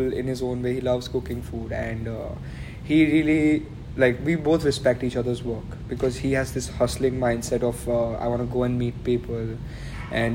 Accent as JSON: {"language": "English", "town": "Ahmedabad", "region": "Gujarat", "country": "India", "tie": "born or raised there", "moved": "as an adult", "lives_now": "Melbourne, Australia", "said": "Ahmedabad, like where I come from, my hometown, that's India"}